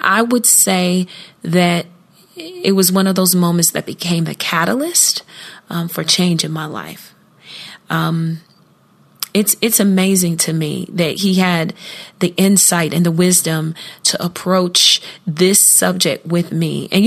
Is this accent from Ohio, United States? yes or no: yes; Columbus, Ohio, United States; Columbus, my hometown